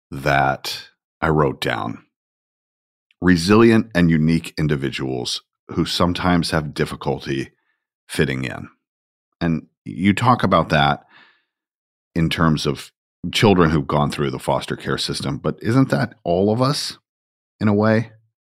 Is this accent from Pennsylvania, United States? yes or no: no; Georgia, United States; Look, I'm a kid from Georgia. That's who I am.